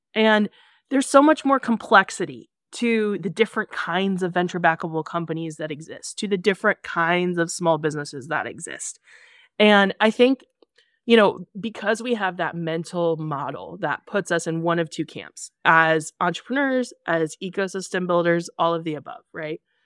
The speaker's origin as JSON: {"language": "English", "town": "Kansas City", "country": "United States", "said": "I'm from Kansas City"}